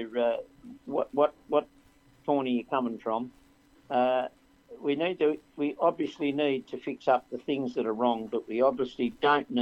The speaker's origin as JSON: {"language": "English", "town": "Port Macquarie", "region": "New South Wales", "country": "Australia", "tie": "born or raised there", "said": "I grew up in Port Macquarie and started my driving career on the Pacific Highway"}